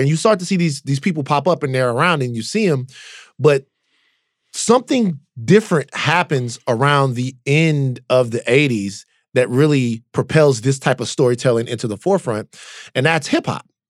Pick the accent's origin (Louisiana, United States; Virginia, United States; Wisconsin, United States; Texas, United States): Louisiana, United States; also born or lived in California; I grew up in Louisiana